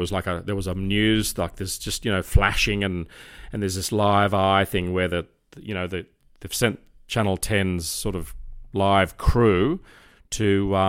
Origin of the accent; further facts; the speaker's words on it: Crows Nest, New South Wales, Australia; born there; the Mater, which is the hospital I was born in Crow's Nest, just up from North Sydney Police Station.